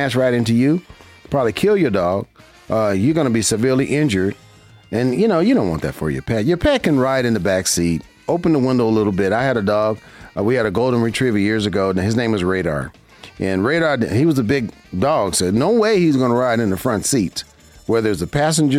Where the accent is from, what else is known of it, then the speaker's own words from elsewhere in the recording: Las Vegas, Nevada, United States; I'm a local here in Las Vegas, Nevada. This is my hometown. I grew up here, and I love my city.